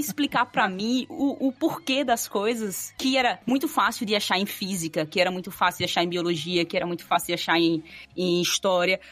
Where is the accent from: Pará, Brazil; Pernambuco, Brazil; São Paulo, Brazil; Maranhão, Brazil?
Pernambuco, Brazil; Quipapá; eu sou do interior do interior de Pernambuco. Eu sou de uma cidadezinha chamada Quipapá, bem pequenininha mesmo.